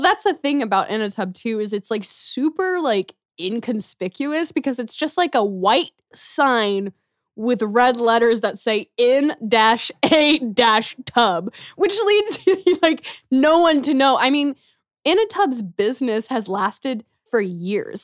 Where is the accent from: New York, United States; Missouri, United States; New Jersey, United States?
Missouri, United States; Gladstone; also born or lived in Kansas City; We moved to First Gladstone, Missouri when I was in second grade